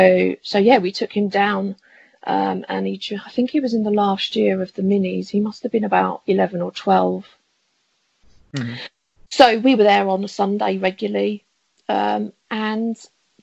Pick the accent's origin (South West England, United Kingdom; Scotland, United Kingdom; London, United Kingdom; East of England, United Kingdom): South West England, United Kingdom; Bude; now in Harlow, United Kingdom; Bude in Cornwall.